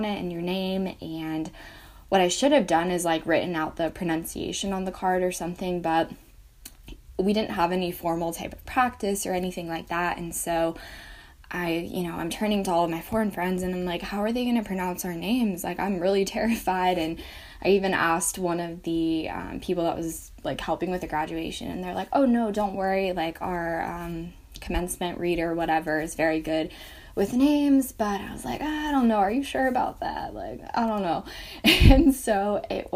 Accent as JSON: {"language": "English", "town": "Atlanta", "region": "Georgia", "country": "United States", "tie": "born or raised there", "said": "I was born in Atlanta, Georgia."}